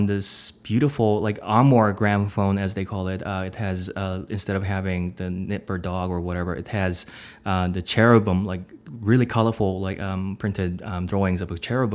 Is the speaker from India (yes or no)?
no; South Korea; moved away as an adult; now in Ann Arbor, United States; I'm actually coming from South Korea, of all places. And although I'm actually doing my PhD program in Michigan right now